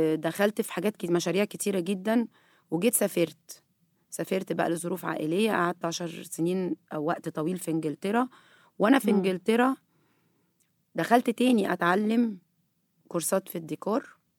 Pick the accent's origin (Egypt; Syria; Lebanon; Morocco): Egypt; احنا هنا مصريين